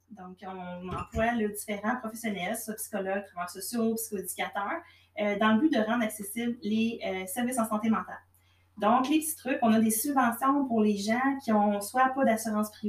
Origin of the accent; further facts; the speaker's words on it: Shawinigan, Quebec, Canada; moi, je viens de Chamingan. Euh, ouais c'est mon monde ici